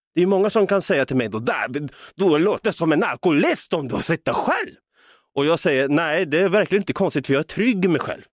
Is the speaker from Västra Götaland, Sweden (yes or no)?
no; Norrköping, Östergötland, Sweden; jag hade många chilenska vänner i alla fall som jag växte upp med i Norrköping